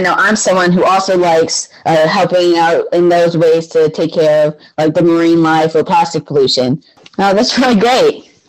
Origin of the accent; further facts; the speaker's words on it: Delaware, United States; from Delaware and you are listening to Kids First Coming Attractions.